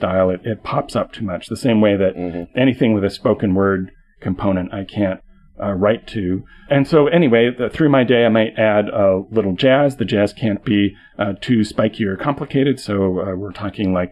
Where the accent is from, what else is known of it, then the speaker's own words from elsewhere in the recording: Canada; as a Canadian